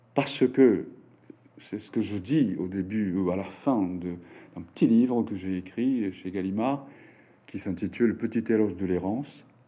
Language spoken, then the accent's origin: French; Japan; first language Japanese; French is a second language